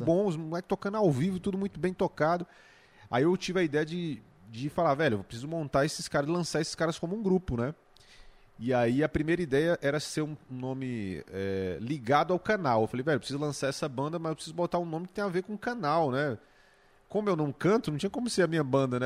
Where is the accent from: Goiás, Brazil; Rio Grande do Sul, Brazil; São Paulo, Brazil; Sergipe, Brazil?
Goiás, Brazil; Valparaíso de Goiás; moved away as an adult; also born or lived in Planaltina; now in Brasília, Brazil; eu nasci em Planaltina, apesar de ter crescido lá em, em Valparaíso, no Céu Azul, mas eu nasci em Planaltina